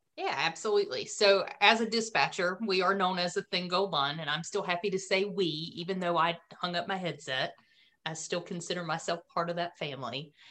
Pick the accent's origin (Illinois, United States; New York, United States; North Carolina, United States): North Carolina, United States; Autryville; accent: Southern North Carolina drawl; I'm from Autryville, which is in between Clinton and um, Fayetteville